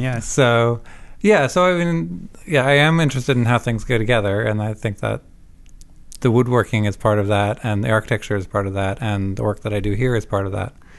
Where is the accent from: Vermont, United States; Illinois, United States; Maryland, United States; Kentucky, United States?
Vermont, United States; also born or lived in Savannah, Georgia / Canada / New Jersey; I'm not Canadian, but I did grow up in Vermont